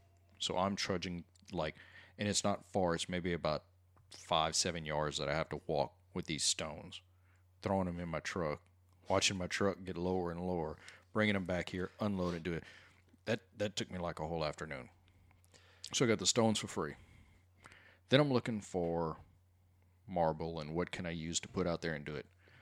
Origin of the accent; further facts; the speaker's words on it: Cut Off, Louisiana, United States; I'm from Cutoff, Louisiana, home of Bobby Hebert, you know, the Cajun cannon.